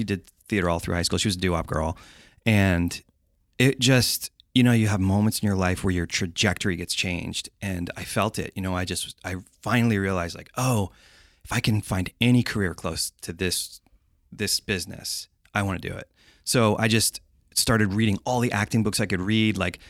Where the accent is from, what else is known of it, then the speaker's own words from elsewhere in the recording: East Coast, United States; I think it's because I'm from the East Coast and I grew up in the woods and it's just not the same.